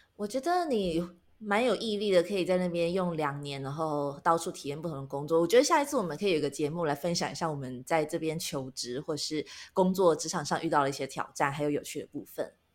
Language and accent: Chinese; Taiwan; moved away as an adult; now in Japan; 我们是台湾人，然后嗯。我们的爸妈都还在台湾生活，所以我们的时区都是以台湾为基准